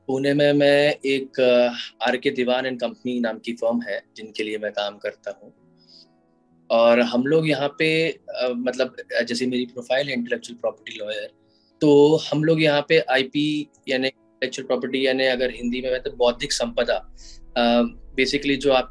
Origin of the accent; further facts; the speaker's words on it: Bhopal, Madhya Pradesh, India; आ, मेरा जन्म भोपाल मध्य प्रदेश में हुआ जो कि एक टीयर टू सिटी है